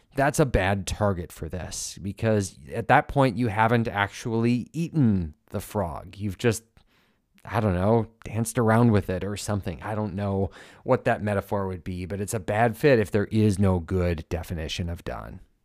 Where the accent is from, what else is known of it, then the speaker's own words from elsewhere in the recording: Minnesota, United States; As a Minnesotan